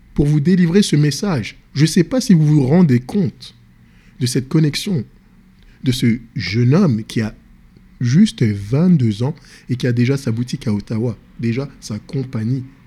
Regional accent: France; Je suis d'origine sénégalaise. Je suis né en France, grandi en France. Dans les banlieue

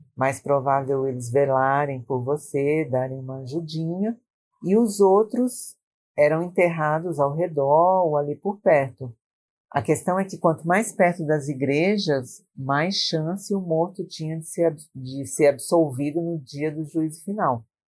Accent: Maranhão, Brazil; now in São Paulo, Brazil; no Maranhão, onde eu nasci

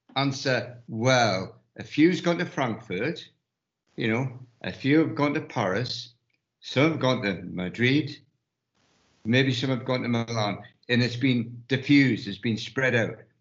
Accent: United Kingdom; we being the British public

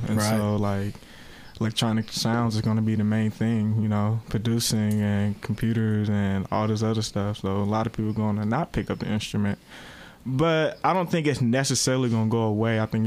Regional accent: Richmond, California, United States; I'm from Richmond.

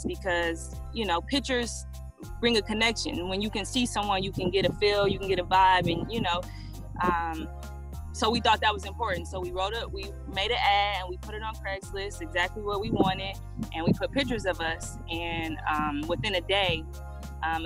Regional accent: Detroit, Michigan, United States; moved away as an adult; now in Hawaii, United States; We were originally from Detroit, so we're originally from Detroit, born and raised

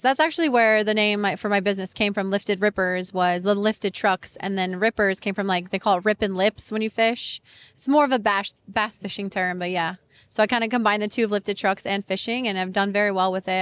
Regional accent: Colorado, United States; moved away as an adult; now in Florida, United States; I'm actually from Colorado

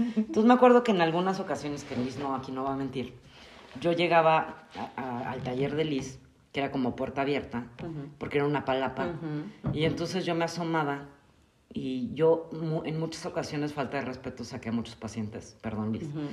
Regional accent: Mexico City, Mexico; now in Querétaro, Mexico; yo soy originaria de la Ciudad de México, ya llevo muchísimos años aquí en Querétaro

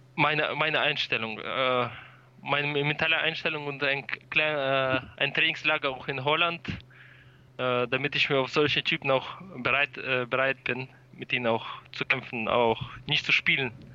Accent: Germany; wir kommen aus Deutschland

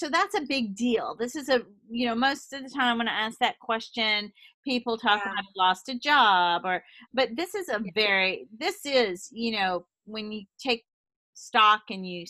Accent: the South, United States; moved away; also born or lived in Boston; I came from the South where no one's open, honest, and direct. I mean, we are as sweet as can be.

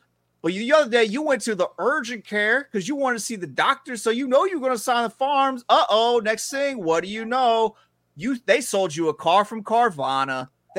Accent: around Memphis, Tennessee, United States; I was raised around Memphis.

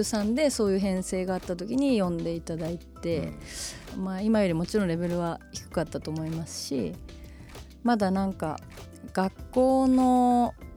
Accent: Fukushima, Japan; 私福島出身なんですけれども

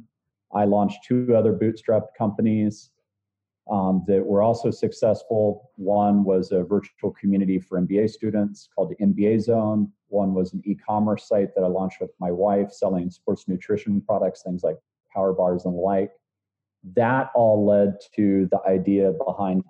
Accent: Austin, Texas, United States; I grew up here in Austin, Texas

